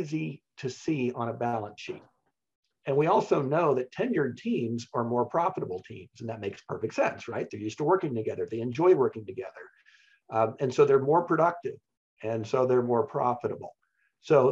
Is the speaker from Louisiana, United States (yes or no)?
no; Kansas, United States; I grew up in Kansas